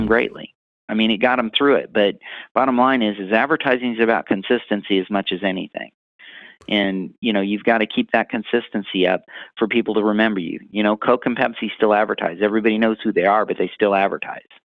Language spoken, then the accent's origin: English; Missouri, United States; I'm from Missouri